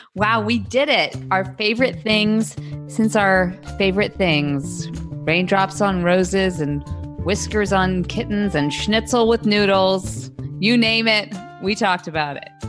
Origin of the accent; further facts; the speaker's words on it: United States; as an American